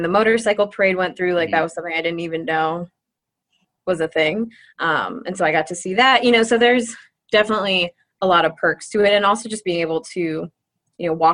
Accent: Northeast Ohio, United States; moved away as an adult; also born or lived in Columbus, Ohio / Cleveland, Ohio; now in Brookings, United States; growing up in Northeast Ohio

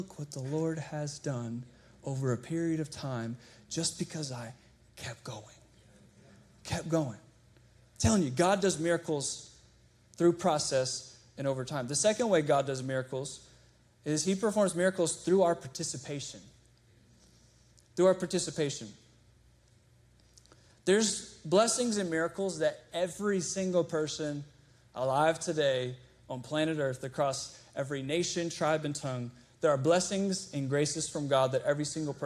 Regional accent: Chesterfield, Virginia, United States; I grew up in Chesterfield.

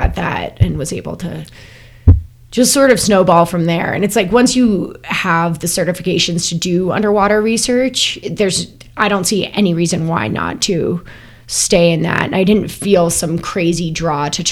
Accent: Colorado, United States; moved away as an adult; I was from Colorado

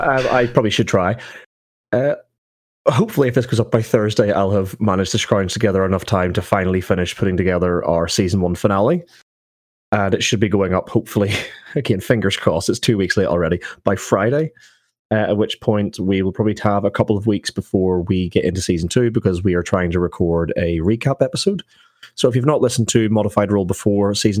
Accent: Northern Irish, Northern Ireland, United Kingdom; I'm Northern Irish.

